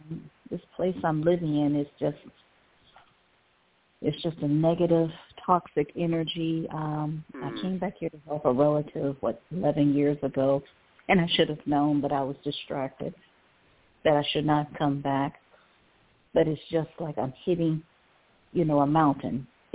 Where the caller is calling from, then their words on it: Cleveland, Ohio, United States; calling from Cleveland, Ohio.